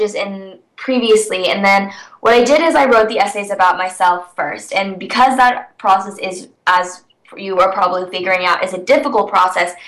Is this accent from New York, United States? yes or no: no; California, United States; I'm from California, so I've never spent an extended period of time in a cold place